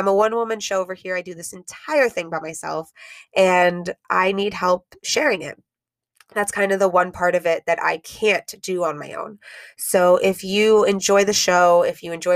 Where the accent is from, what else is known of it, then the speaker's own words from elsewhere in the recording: Miami, Florida, United States; Kendall, which is where I grew up